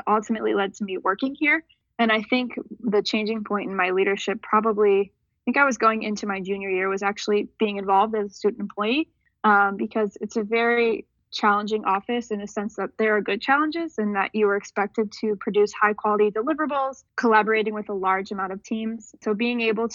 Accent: Seven Hills, Ohio, United States; I'm from Cleveland, Ohio. More specifically, I'm from Seven Hills. It's about 15 minutes south from downtown.

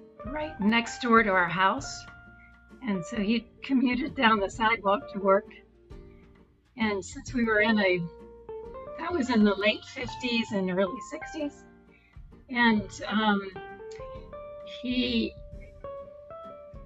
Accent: Virginia, United States; I grew up in Virginia, in the northwestern part of the state, in a rural mountainous area

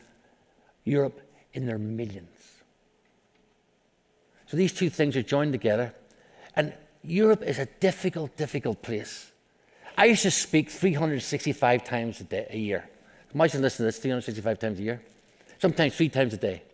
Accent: Belfast, Northern Ireland, United Kingdom; I grew up in Belfast, Northern Ireland

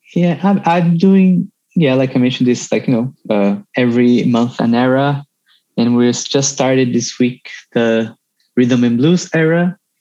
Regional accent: Brazil; moved away; experience growing up in Brazil

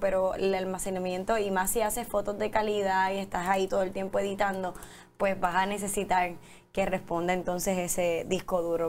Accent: Puerto Rico; estamos tan atrás Puerto Rico del resto del mundo

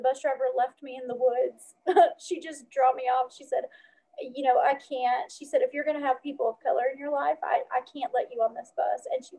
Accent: the South, United States; growing up in the South, being the only, you know, light-skinned person at an all-light-skinned school that had Black friends

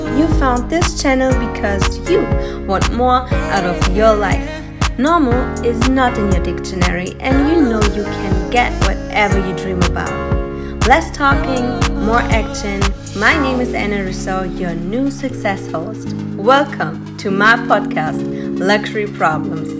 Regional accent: Germany; now in Los Angeles, United States; I grew up on like in a farm too, and the place where I'm coming from in Germany, there's just 2,000 people living in there

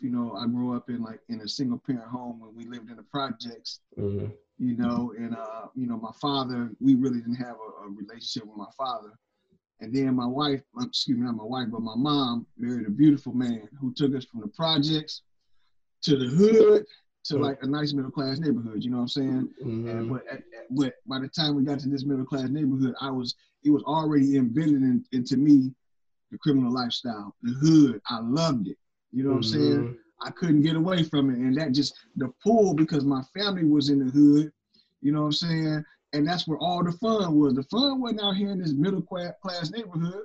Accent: Toledo, Ohio, United States; I'm originally from Toledo, Ohio

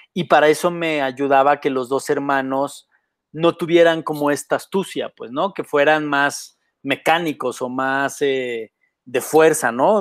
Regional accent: Mexico; Yo crecí en la CTM

